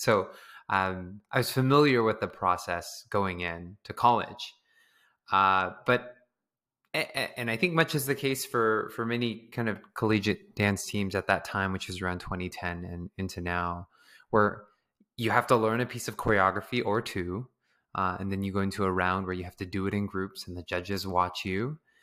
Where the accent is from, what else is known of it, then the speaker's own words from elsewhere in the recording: San Diego, California, United States; moved away as an adult; also born or lived in Bay Area, California; now in Los Angeles, United States; growing up in San Diego, there was a lot of dance